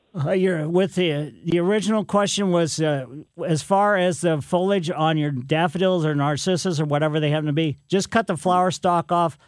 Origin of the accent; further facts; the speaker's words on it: Ellisville, Missouri, United States; When I was growing up in Ellisville